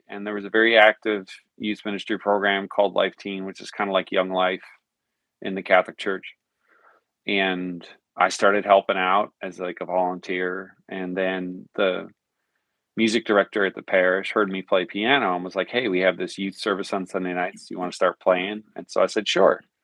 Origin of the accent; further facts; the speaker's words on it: Newfoundland and Labrador, Canada; moved away as an adult; also born or lived in Arizona; now in Nashville, United States; I was born and raised in Newfoundland, Canada.